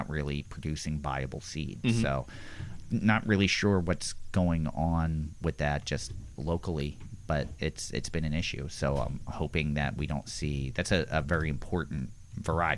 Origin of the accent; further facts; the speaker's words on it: Philadelphia, Pennsylvania, United States; growing up in Philadelphia